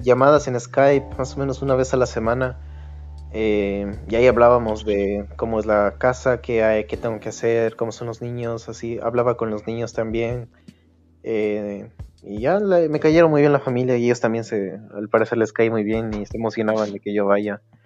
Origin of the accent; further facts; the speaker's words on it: Quito, Pichincha, Ecuador; moved away as an adult; now in Germany; vengo de Quito y llegué acá a Alemania en marzo